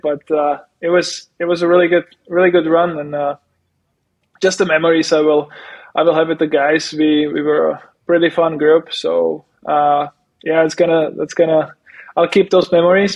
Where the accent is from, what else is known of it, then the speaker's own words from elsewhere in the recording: Czechia; moved away as an adult; also born or lived in Prague, Czech Republic; I live I live in Prague during the summer, and my hometown it's like it's like an hour away